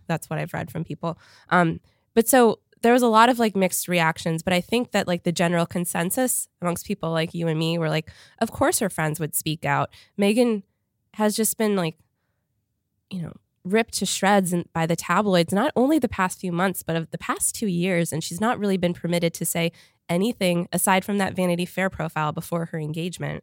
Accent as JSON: {"language": "English", "country": "Canada", "tie": "born or raised there", "moved": "yes", "said": "I grew up in Canada"}